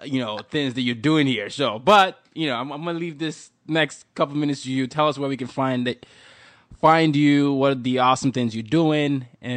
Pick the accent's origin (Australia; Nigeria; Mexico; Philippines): Nigeria; I'm Nigerian and I just ate Nigerian food.